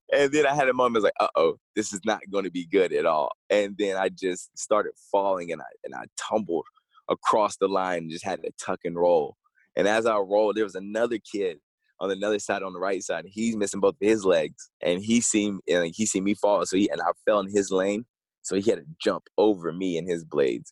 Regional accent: East Tennessee, United States; I grew up in East Tennessee

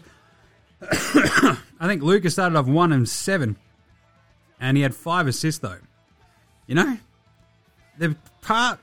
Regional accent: Ballarat, Victoria, Australia; I'm from Ballarat

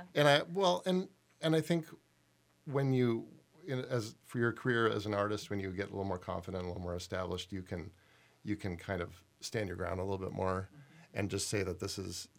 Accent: Toronto, Ontario, Canada; moved away as an adult; now in Minnesota, United States; I grew up in Toronto

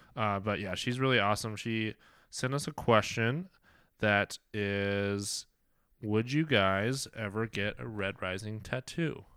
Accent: Kansas, United States; I am from Kansas

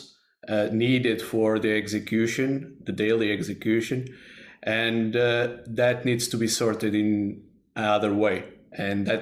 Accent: Porto, Norte, Portugal; I'm from Porto, Portugal

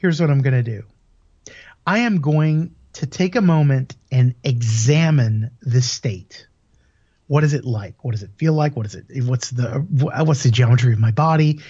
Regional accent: United States; moved away as an adult; also born or lived in Europe; I'm originally from the States

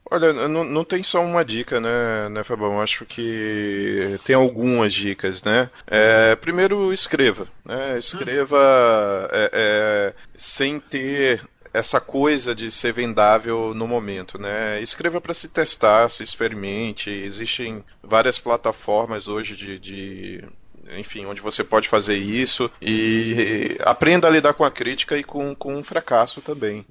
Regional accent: Pernambuco, Brazil; É, eu sou de Pernambuco, tá, gente? Eu falo da minha terra porque eu é sou de Pernambuco.

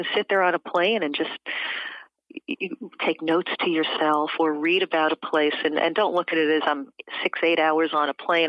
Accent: New York City, New York, United States; moved away as an adult; also born or lived in San Francisco / Madrid, Spain; I'm from Brooklyn, New York

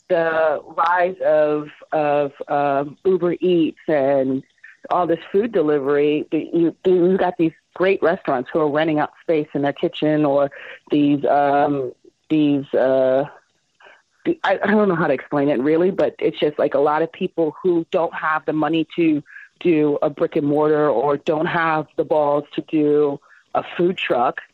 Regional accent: Miami, Florida, United States; moved away as an adult; also born or lived in Brooklyn, New York; now in Los Angeles, United States; I was born in Brooklyn, New York, raised in Miami, and then I moved to Los Angeles when I was 22.

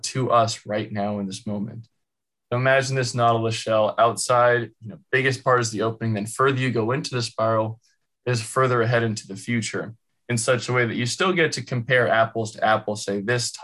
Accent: California, United States; I'm from California, born and raised

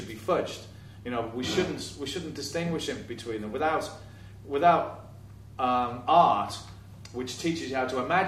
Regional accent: Liverpool, North West England, United Kingdom; I'm from Liverpool Irish migrant stock, so it's part of my history as well

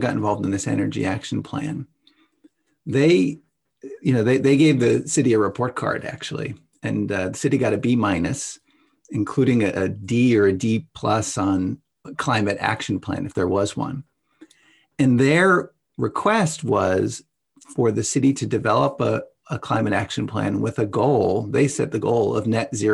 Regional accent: St. Louis Park, Minnesota, United States; here in my hometown of St. Louis Park

